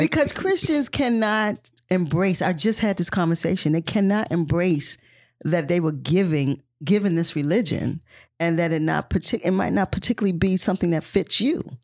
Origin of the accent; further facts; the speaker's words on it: South Carolina, United States; I grew up in South Carolina